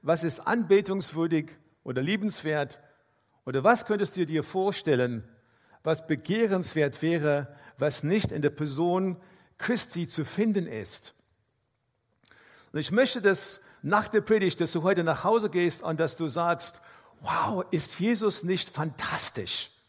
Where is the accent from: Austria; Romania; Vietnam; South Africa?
South Africa; Ich komme aus Afrika ursprünglich, aus Südafrika und wenn man äh, durch einen Wildpark fährt, dann ist es ganz wichtig, dass man schaut, welche Tiere man sieht.